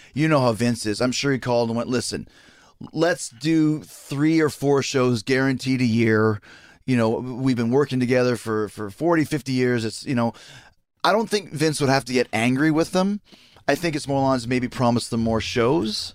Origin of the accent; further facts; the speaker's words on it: New York City, New York, United States; I grew up in the Garden 'cause my dad played for the Rangers